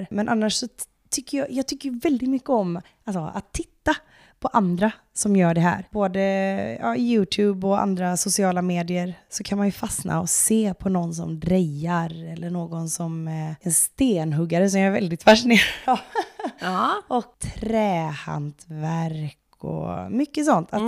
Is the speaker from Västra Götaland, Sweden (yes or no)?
yes; Åmål, Västra Götaland, Sweden; now in Grundsund, Sweden; Alltså jag är från Åmål från början och där finns det inte så mycket räkor och skaldjur.